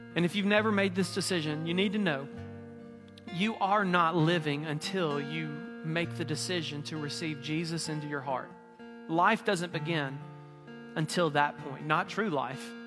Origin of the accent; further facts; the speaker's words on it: Mississippi, United States; moved away; I'm from Mississippi.